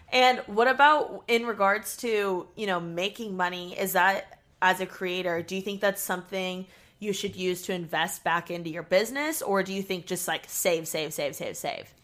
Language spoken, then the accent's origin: English; Indiana, United States; moved away; I'm from Indiana